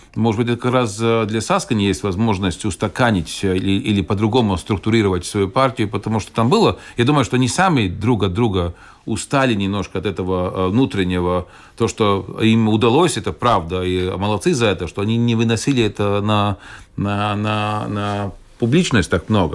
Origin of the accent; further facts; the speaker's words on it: Valmiera, Vidzeme, Latvia; also born or lived in Purciems, Riga, Latvia; now in Jelgava, Latvia; бывший город Валмера, где, откуда я родом